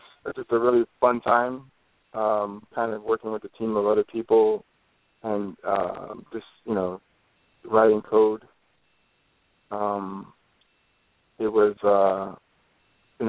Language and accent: English; Detroit, Michigan, United States; moved away; growing up in Detroit